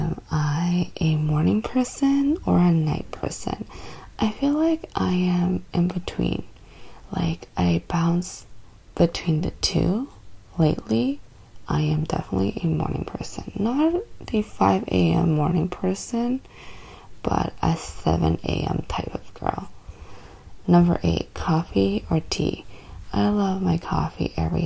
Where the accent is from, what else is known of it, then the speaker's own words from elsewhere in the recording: Canada; I am Canadian, born and raised in Canada